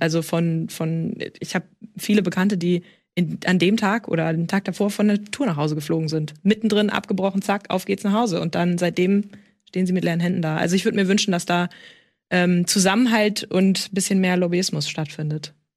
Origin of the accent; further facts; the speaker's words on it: rural Schleswig-Holstein, Germany; ich bin mitten im Nirgendwo groß geworden, im schleswig-holsteinischen Land